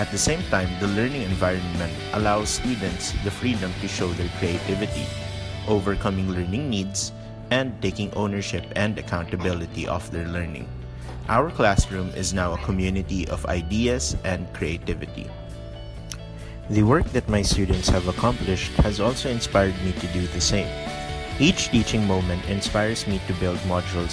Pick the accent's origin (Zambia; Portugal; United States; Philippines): Philippines; I am from the Philippines and I have been teaching social studies for over 5 years